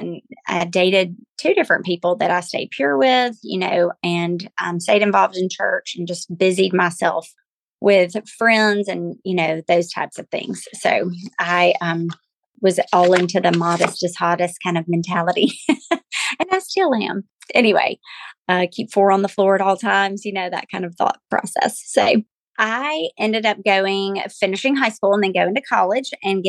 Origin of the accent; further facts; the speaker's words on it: Glencoe, Alabama, United States; now in Auburn, United States; I was born and raised in Glencoe, Alabama, to precious parents who raised me to love the Lord.